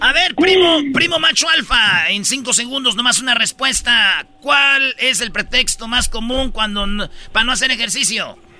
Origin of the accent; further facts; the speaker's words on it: Jalisco, Mexico; yo soy de Jalisco